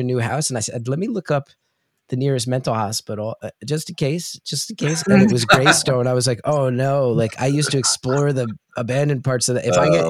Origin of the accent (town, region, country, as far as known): New Jersey, United States